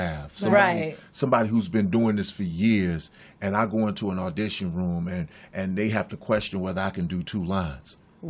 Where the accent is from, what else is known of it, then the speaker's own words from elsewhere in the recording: Chicago, Illinois, United States; moved away as an adult; now in Los Angeles, United States; I'm from Inglewood.